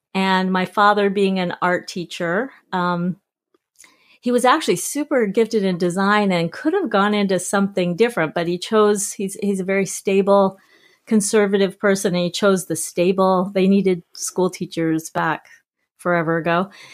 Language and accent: English; South Jordan, Utah, United States; moved away as an adult; also born or lived in Salt Lake City, Utah / New York; now in Victoria, Canada; I actually was born in Salt Lake, uh, raised mostly in South Jordan, Utah